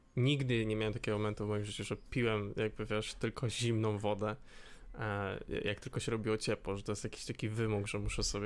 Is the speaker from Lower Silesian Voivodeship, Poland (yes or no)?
no; Łódź, Łódź Voivodeship, Poland; jestem z Łodzi